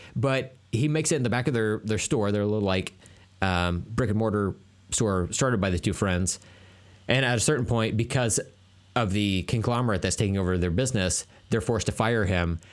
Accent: Tulsa, Oklahoma, United States; it's my hometown

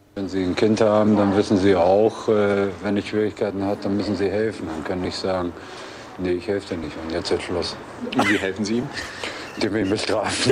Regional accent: Bremen, Germany; moved away as an adult; also born or lived in Argentina / Montevideo; bin ich Bremer

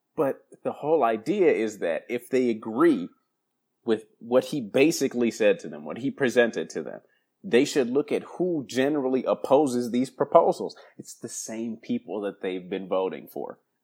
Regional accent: Madison, Wisconsin, United States; now in Southern California, United States; joining me from my hometown of Madison, Wisconsin

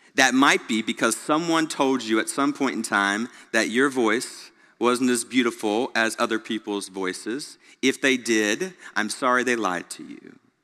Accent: Greenville, South Carolina, United States; now in Memphis, United States; growing up in Greenville, South Carolina, not even knowing where Memphis, Tennessee was

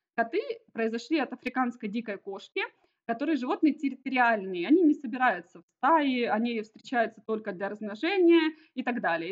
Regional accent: Donetsk, Donetsk Oblast, Ukraine; moved away as an adult; also born or lived in Kharkiv / Kryvyi Rih; now in Ermasoyia, Cyprus; мы вообще сами из Донецка, потом в 2014 году уехали

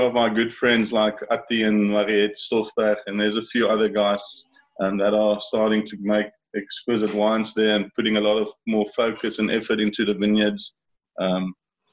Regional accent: Rawsonville, Western Cape, South Africa; I grew up in Rawsonville, which is basically, as everyone knows, in the Beerdekloof Valley

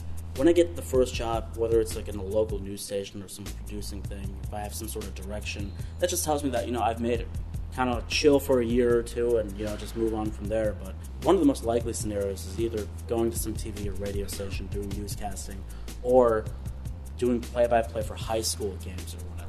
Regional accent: Pakistan; You know, I'm a Pakistani. He's an Indian.

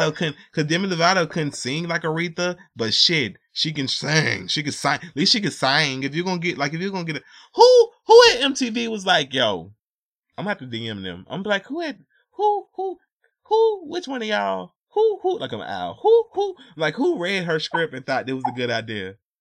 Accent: Atlanta, Georgia, United States; I'm from Atlanta

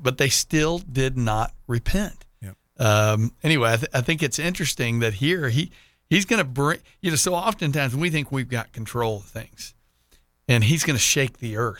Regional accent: Texas, United States; now in Jacksonville, United States; being a Texan

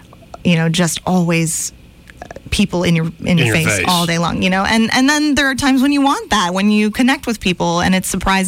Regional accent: Montgomery, Alabama, United States; now in New York, United States; And being, you know, growing up in Montgomery, Alabama, it's a rough transition

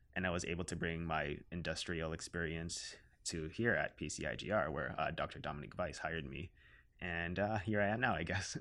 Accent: Canada; I identify myself as a Filipino Canadian

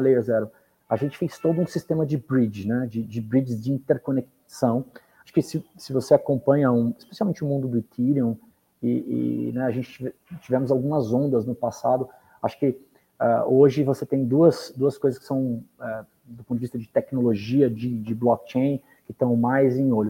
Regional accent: Brazil; nós somos brasileiros

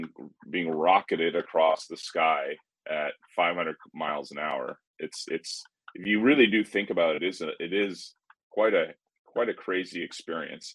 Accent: Canada; being Canadian

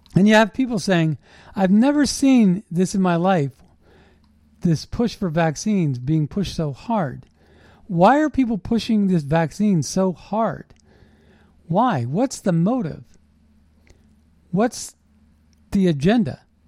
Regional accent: United States; We're American patriots

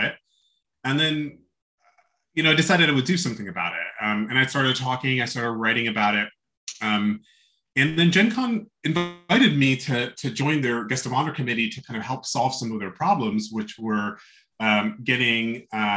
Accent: New Jersey, United States; also born or lived in New York City; grew up in New Jersey, mostly

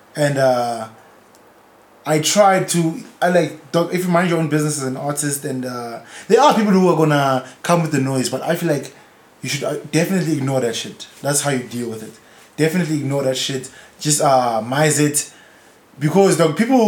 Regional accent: South Africa; also born or lived in Eastern Cape; I was born in Eastern Cape, but that's purely because my mom wanted to get on a plane for some reason and go visit the Eastern Cape. Otherwise, I probably would have been born in Foso, dog. I've lived there all my whole life

